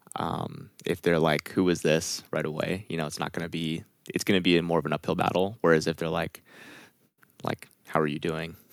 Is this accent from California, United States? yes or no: yes; California, United States; I'm from California